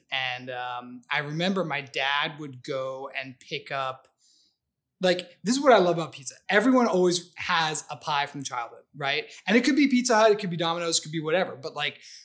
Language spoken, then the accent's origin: English; the Valley, California, United States; also born or lived in New York; I'm from the Valley